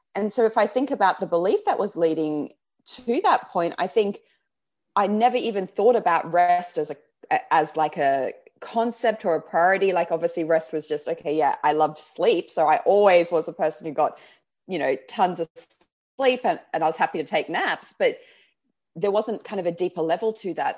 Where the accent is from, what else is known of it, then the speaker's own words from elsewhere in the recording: Australia; accent: Aussie; moved away as an adult; now in London, United Kingdom; my Aussie accent